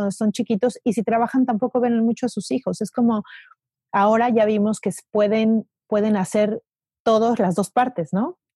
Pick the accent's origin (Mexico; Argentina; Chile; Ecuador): Mexico; Mexico City; y más nosotros que venimos de la Ciudad de México